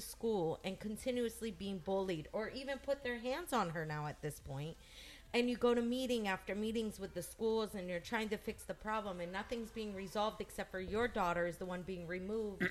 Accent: United States; I'm an American woman

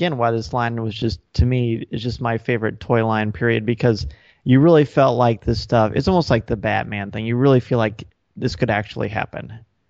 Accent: Louisiana, United States; moved away; I grew up in Louisiana. When we moved from Louisiana

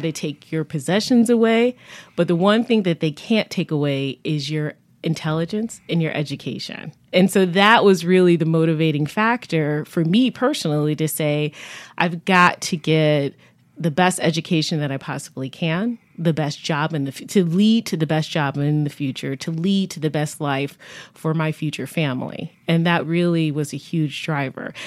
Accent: Buffalo, New York, United States; now in Connecticut, United States; I grew up in Buffalo, New York. I claim that as home

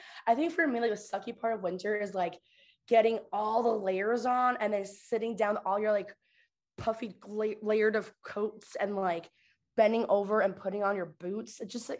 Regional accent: Chicago, Illinois, United States; I grew up in Chicago, so the Midwest.

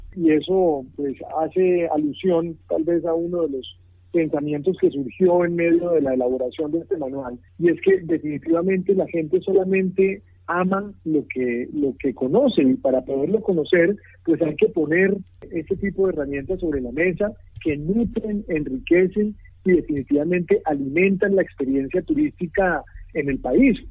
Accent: Colombia; uno, como colombiano

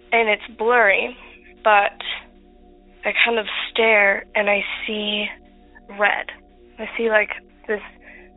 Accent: Utah, United States; We're from Utah

